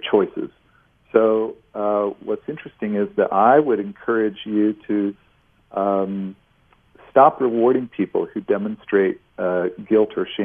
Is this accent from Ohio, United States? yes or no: yes; near Cleveland, Ohio, United States; I grew up near Cleveland